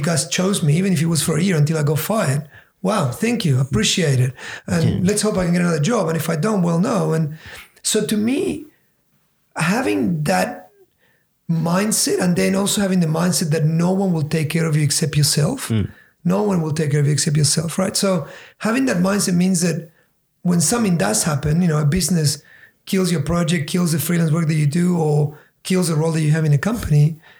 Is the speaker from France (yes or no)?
no; Patagonia, Argentina; moved away; growing up in Argentina, in Patagonia, down the bottom